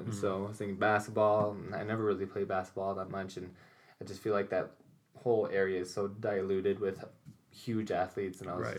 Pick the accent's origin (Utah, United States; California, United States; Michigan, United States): Utah, United States; Alpine; Alpine, Utah.